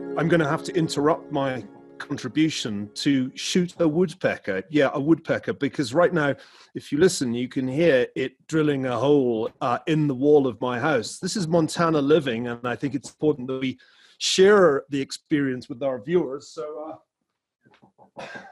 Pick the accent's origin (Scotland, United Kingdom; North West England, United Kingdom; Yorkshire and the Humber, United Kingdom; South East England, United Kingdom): Scotland, United Kingdom; Glasgow; moved away as an adult; also born or lived in Stanford, California; now in United States; growing up in Glasgow uh, in the 1970s